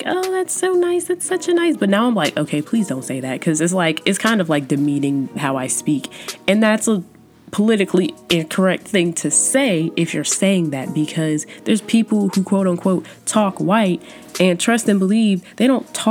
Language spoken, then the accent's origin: English; Georgia, United States; accent: Southern; I've come in full circle of my Southern roots, and I accept the fact that I'm from Georgia, and I accept the fact that sometimes my accent's going to come out